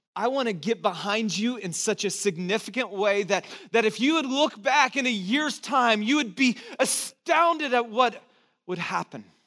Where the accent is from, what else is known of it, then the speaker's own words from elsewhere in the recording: Santa Cruz, California, United States; I'm from Santa Cruz